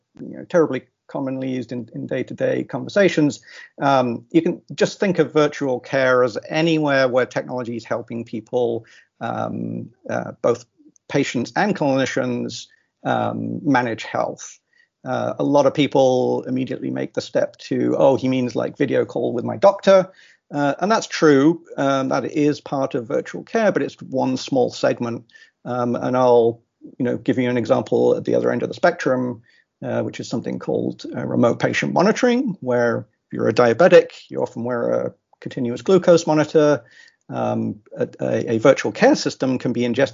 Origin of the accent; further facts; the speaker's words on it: England, United Kingdom; now in Austin, United States; I grew up in England.